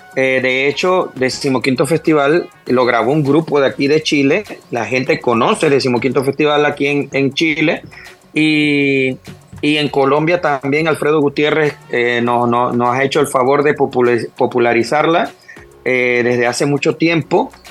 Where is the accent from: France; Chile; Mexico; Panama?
Panama; somos los panameños